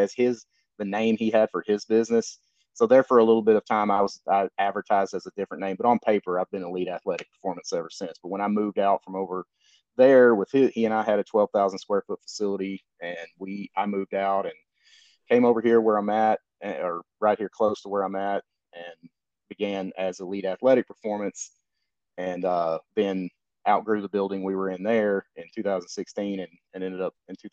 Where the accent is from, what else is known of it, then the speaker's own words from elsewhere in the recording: Benton, Arkansas, United States; I grew up here in Benton where I'm at now